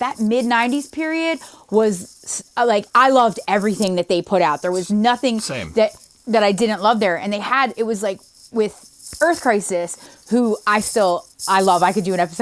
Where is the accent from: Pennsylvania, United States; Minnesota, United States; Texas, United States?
Pennsylvania, United States; right outside of Philly; I grew up right outside of Philly